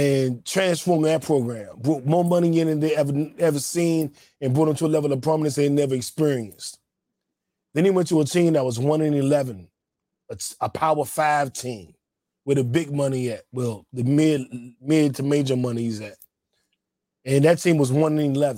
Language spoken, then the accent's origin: English; Washington, District of Columbia, United States; I grew up in D.C.